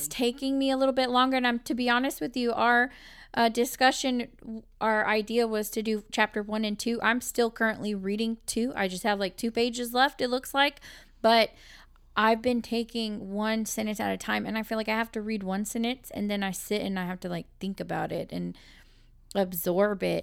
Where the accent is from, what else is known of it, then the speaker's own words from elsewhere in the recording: Texas, United States; We are from Texas, and we do pronounce things our own little way.